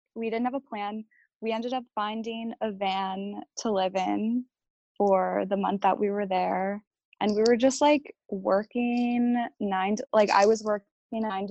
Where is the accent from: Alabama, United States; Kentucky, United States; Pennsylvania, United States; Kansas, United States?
Pennsylvania, United States; Philadelphia; growing up in Philadelphia was like the only life that I've ever known.